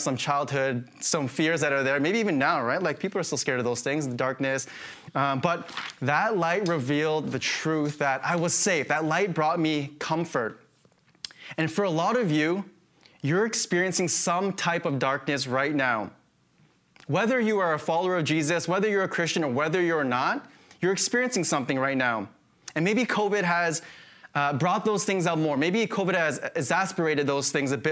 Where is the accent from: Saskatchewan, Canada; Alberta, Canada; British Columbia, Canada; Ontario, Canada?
Saskatchewan, Canada; moved away; I grew up in Saskatchewan